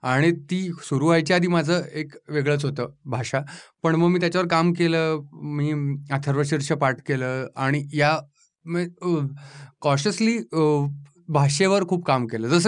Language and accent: Marathi; Pune, Maharashtra, India; accent: Pune tone; मी मूळचा पुण्याचा आहे